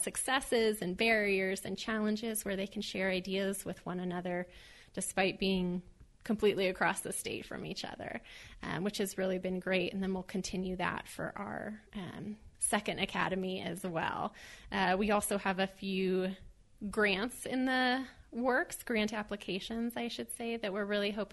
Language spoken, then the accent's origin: English; New Mexico, United States; I grew up in New Mexico, and I lost 3 friends to suicide before we reached the age of 21.